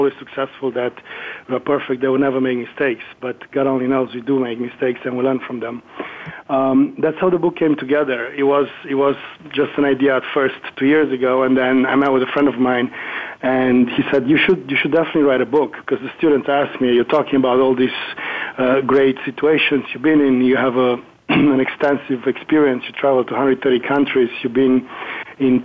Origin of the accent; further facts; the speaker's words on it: Germany; first language German; English is a second language; moved away as an adult; now in Miami, United States; With my family, from my mom and dad, I learned English and Italian. And German, of course, was my native language